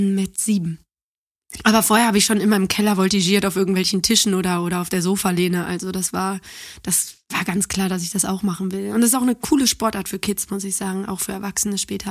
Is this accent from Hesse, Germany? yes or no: no; Neuss, North Rhine-Westphalia, Germany; born or raised there; also born or lived in Düsseldorf / Cologne